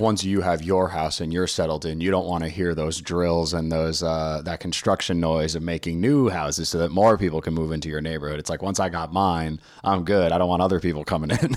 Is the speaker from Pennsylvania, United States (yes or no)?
no; New York City, New York, United States; now in Washington, D.C., United States; I'm from New York City